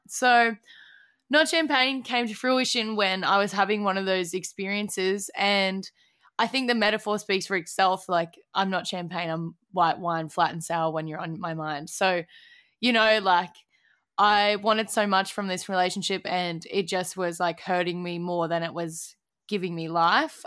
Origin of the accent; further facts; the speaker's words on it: Australia; being Aussie